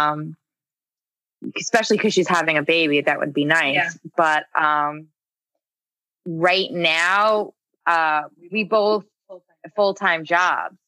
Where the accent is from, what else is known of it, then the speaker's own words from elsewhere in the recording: Glen Cove, New York, United States; I'm originally from Glen Cove